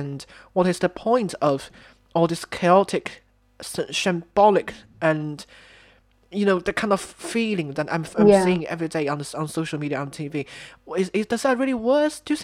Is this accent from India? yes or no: no; China; moved away; I'm from China.